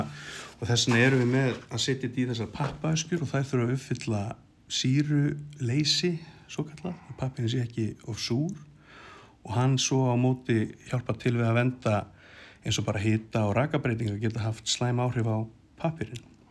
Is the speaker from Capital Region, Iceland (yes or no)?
no; Keflavík, Southern Peninsula, Iceland; ég er semst úr Keflæk